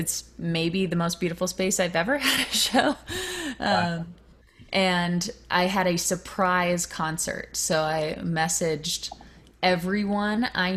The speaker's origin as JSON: {"language": "English", "region": "Virginia", "country": "United States", "tie": "born or raised there", "said": "that's where I grew up in Virginia."}